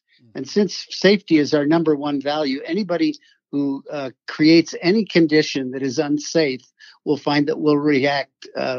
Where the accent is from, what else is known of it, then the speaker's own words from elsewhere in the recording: a little town in Michigan, United States; So I grew up in the Midwest, sure. A little town in Michigan.